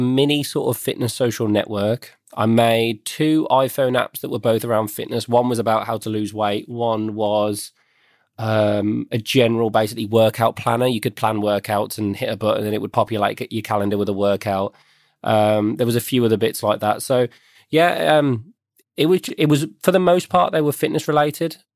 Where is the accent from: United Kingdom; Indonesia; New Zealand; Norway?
United Kingdom; Birmingham, West Midlands; I grew up in the West Midlands of the UK.